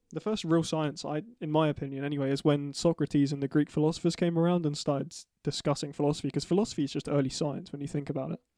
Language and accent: English; United Kingdom